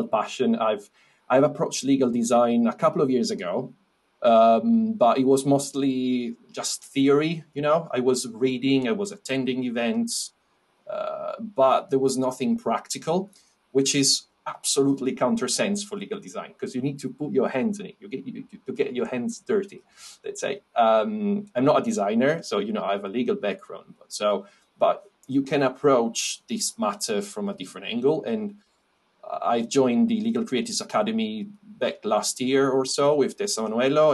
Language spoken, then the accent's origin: English; Italy; moved away as an adult; also born or lived in France / Netherlands; now in United Kingdom; originally I'm from Italy, you can probably tell